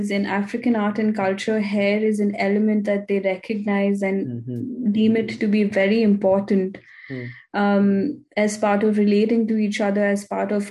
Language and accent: English; India; now in Vienna, Austria; as an Indian woman